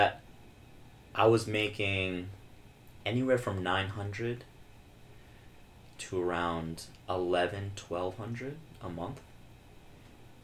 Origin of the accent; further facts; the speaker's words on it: Floral Park, New York, United States; both my parents are from the Philippines. I'm first generation American, and you know, grew up here in the great town of Floral Park.